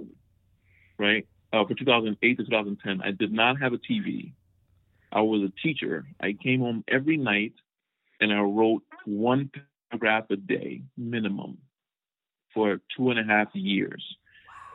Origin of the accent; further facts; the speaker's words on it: Monrovia, Montserrado, Liberia; moved away; I grew up in Monrovia, Liberia, one of the most wonderful places in the world.